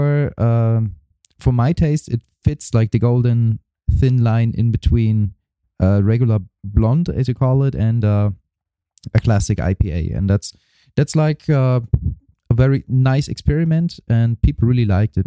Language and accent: English; Germany; also born or lived in East Germany / West Germany; I was born in East Germany, and there was no music available at all. So when we moved over to Western Germany before the wall was down